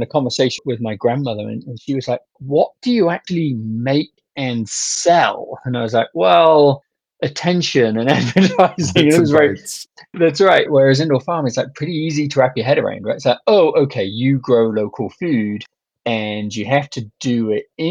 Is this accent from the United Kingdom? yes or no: yes; United Kingdom; now in United States; you can hear from my accent that that's where I grew up.